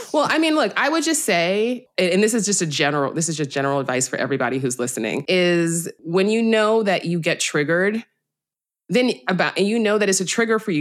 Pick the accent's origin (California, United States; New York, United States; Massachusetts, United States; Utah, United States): New York, United States; New York City; I'm from the Bronx